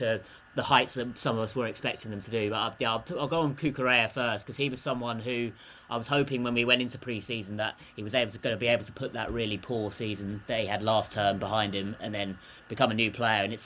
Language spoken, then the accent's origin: English; England, United Kingdom; us English fans